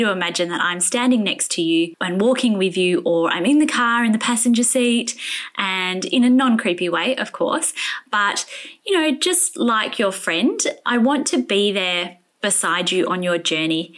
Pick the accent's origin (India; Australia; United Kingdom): Australia; Perth, Western Australia; Rebecca lives in my hometown